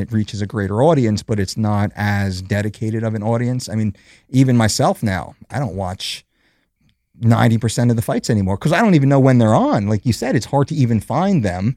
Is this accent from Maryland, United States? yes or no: no; New Jersey, United States; also born or lived in West Coast; born and raised in New Jersey, Jersey boy